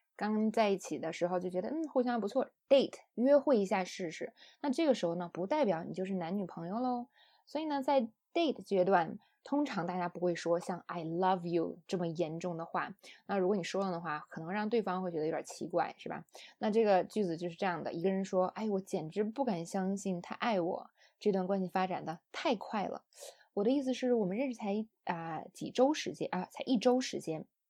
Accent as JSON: {"language": "Chinese", "country": "China", "said": "我们中国人"}